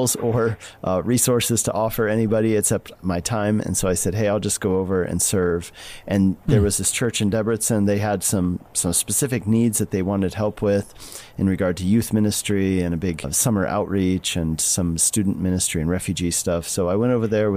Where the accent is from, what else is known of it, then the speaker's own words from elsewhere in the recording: Colorado, United States; I grew up in Colorado